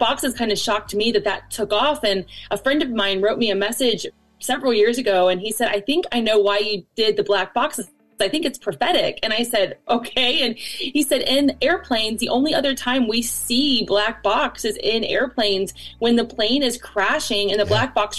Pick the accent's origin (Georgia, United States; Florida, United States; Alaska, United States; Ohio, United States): Ohio, United States; Cincinnati; now in Northern Kentucky, United States; I was raised in Cincinnati, and now we live in Northern Kentucky.